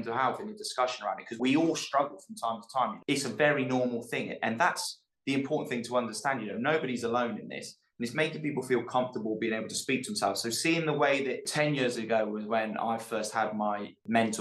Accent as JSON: {"language": "English", "area": "the Cotswolds", "region": "South West England", "country": "United Kingdom", "tie": "born or raised there", "moved": "yes", "said": "Growing up with the people I grew up with in the Cotswolds"}